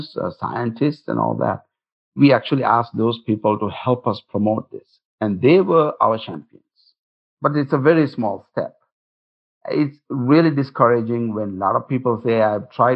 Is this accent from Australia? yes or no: no; Singapore; now in Utah, United States; I come from Singapore